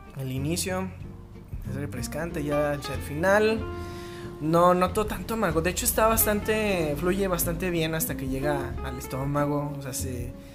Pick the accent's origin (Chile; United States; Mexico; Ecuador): Mexico; Guadalajara, Jalisco; soy tapatío